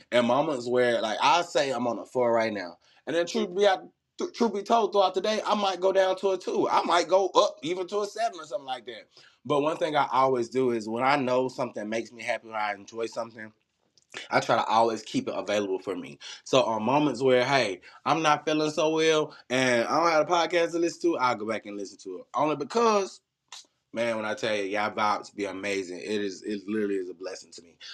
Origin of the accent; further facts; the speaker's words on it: Birmingham, Alabama, United States; God plucked me up out the south of Birmingham, Alabama